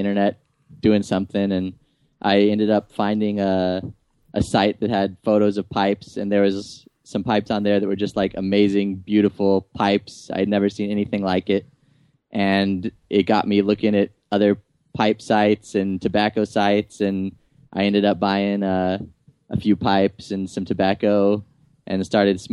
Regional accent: Tucson, Arizona, United States; moved away as an adult; now in Nashville, United States; I was raised in Tucson, Arizona, and I lived there until just recently

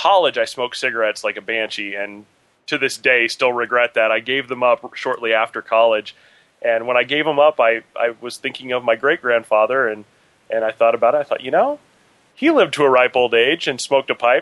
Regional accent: Kansas, United States; moved away as an adult; also born or lived in Seattle, Washington; I've actually lived in Kansas most of my life

